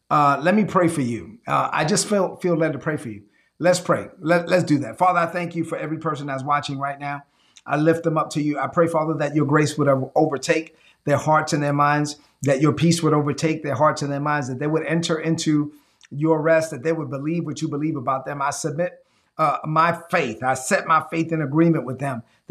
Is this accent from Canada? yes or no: no; Dominican Republic; now in United States; my hometown in the Dominican Republic